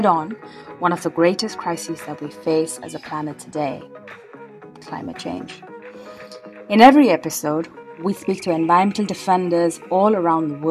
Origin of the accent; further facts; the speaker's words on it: India; I'm from India.